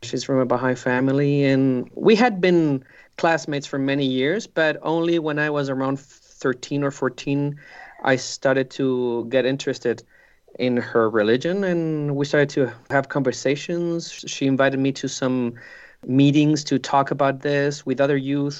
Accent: Curicó, Maule, Chile; moved away as an adult; now in Santiago, Chile; I grew up in Curicó, which is a small city south of Santiago in Chile. I spent all my childhood there, and I came to Santiago, where I live now, to study in the university.

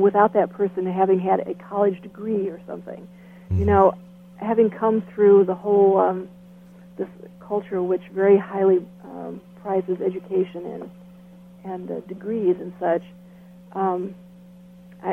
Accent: United States; also born or lived in Nigeria

